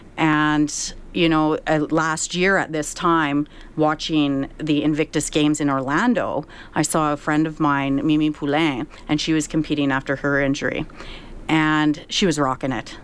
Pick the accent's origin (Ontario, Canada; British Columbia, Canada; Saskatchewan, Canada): Saskatchewan, Canada; growing up in Saskatchewan, I've always been a proud Canadian